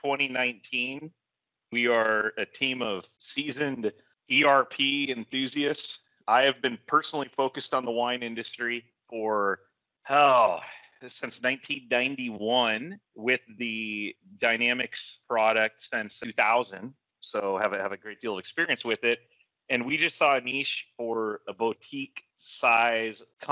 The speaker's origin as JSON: {"language": "English", "town": "Napa", "region": "California", "country": "United States", "tie": "born or raised there", "said": "I was born and raised in Napa."}